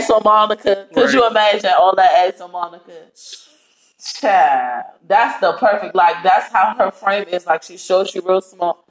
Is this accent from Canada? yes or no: no; Jamaica; I'm Jamaican.